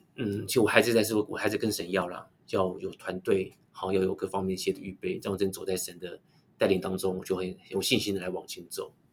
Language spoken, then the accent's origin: Chinese; Taichung, Taiwan; 我有在协助呃台中喜信教会，那当然是我的。呃，出生的母会，我是出生在喜信教会。